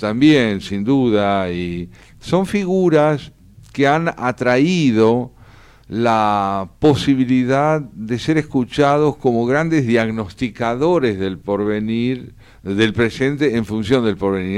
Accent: Argentina; lo escribí como argentino

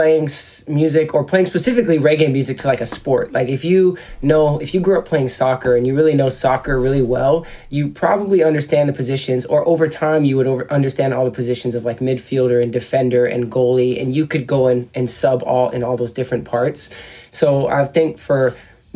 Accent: Hawaii, United States; moved away as an adult; also born or lived in Seattle, Washington / San Diego, California; He took my brother and I out to Hawaii, where my dad had gotten a job out there. And so I was in Hawaii, and my brother and I grew up there for about 10 years.

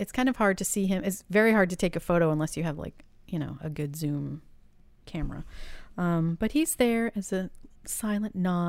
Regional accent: Boston, Massachusetts, United States; growing up in Boston...

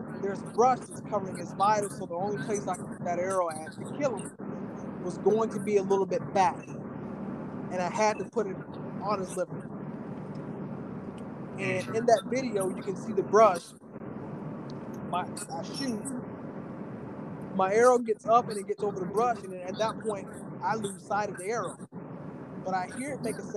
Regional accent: Northeast Florida, United States; moved away; I'm from Florida.

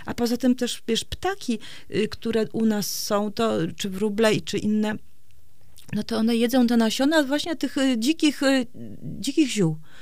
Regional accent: Gdańsk, Pomeranian Voivodeship, Poland; also born or lived in Warsaw; now in Straszyn, Poland; ja jestem z Gdańska i właściwie całą młodość spędziłam w Gdańsku, czy w Gdańsku, czy w Warszawie

